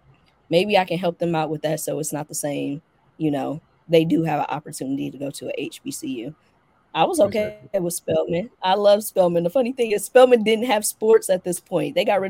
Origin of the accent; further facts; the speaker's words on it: Midwest, United States; And that, you know, I'm from the Midwest. We drive. Like, I come from a family that used to drive from Detroit to Atlanta yearly.